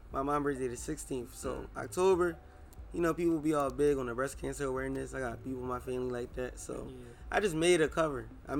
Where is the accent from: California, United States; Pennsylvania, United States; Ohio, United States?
Pennsylvania, United States; Philadelphia; moved away as an adult; now in Atlanta, United States; I'm from Philly. I live in the A.